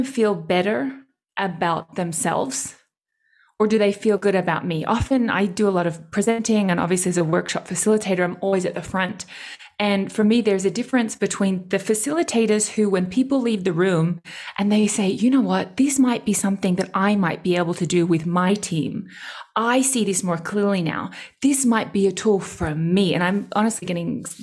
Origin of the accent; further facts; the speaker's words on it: Australia; I speak German and I'm Australian